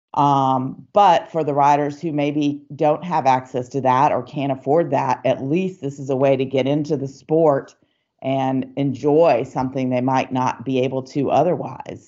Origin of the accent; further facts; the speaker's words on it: Atlanta, Georgia, United States; I grew up in Atlanta, Georgia